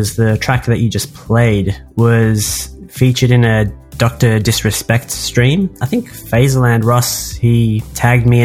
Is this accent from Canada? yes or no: no; Australia